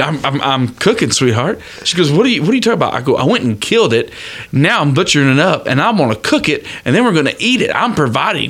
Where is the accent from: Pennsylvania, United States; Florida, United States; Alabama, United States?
Florida, United States; I was born and raised in Florida